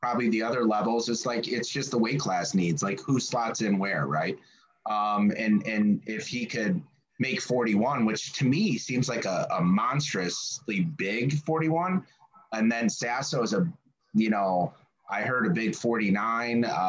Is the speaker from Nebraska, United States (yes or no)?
no; Ohio, United States; moved away as an adult; also born or lived in Chicago / Northeast US; now in Northeast, United States; I'm from Ohio.